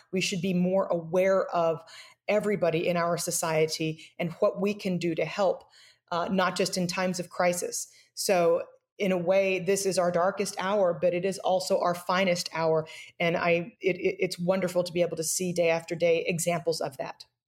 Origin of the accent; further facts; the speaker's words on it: United States; as an American